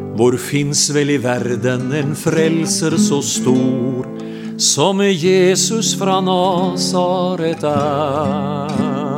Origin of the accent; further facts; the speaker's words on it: Porsgrunn, Vestfold og Telemark, Norway; jeg kommer ifra Porsgrunn